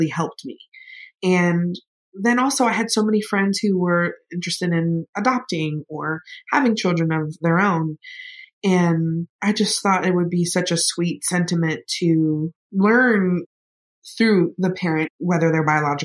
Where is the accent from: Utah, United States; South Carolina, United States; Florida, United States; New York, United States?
Florida, United States; I am an hour away from Georgia. We used to drive up to Valdosta to get Crystal Burgers. I am from the South.